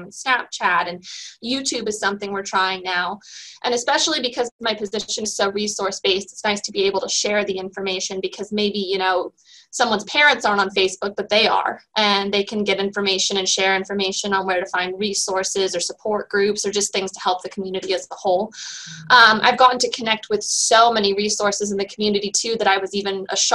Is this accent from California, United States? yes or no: yes; Sonoma County, California, United States; I was born in Southern California, but moved here almost immediately, and I've been here all my life, all over the county, Santa Rosa, Petaluma, Cotati